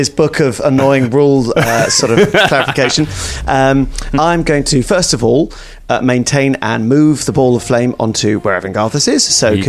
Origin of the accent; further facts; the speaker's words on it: Tunbridge Wells, South East England, United Kingdom; It is the most middle class thing, and I'm from Tunbridge Wells, and I am appalled.